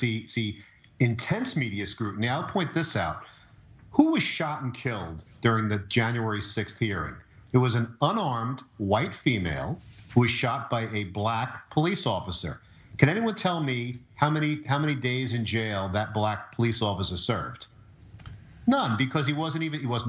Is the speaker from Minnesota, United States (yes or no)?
no; New York City, New York, United States; I'm from New York City